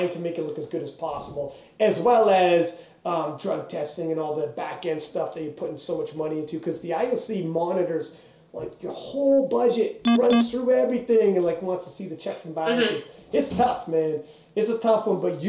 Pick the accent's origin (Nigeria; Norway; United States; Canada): Canada; we're from Canada